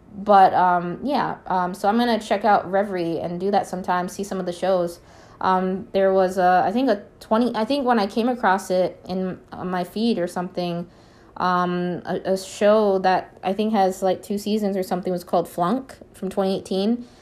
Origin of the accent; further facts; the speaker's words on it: Minneapolis, Minnesota, United States; I was born in Minneapolis, Minnesota